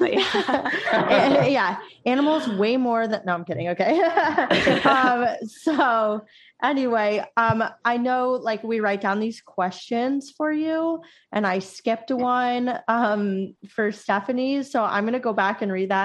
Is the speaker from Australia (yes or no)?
no; Florida, United States; our high school growing up in Florida